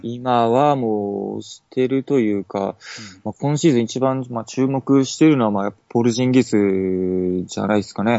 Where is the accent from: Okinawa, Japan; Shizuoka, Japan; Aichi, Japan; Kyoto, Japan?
Okinawa, Japan; accent: Okinawan dialect; 沖縄出身です